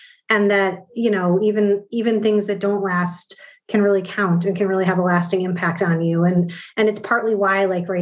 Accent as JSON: {"language": "English", "region": "Midwest", "country": "United States", "tie": "born or raised there"}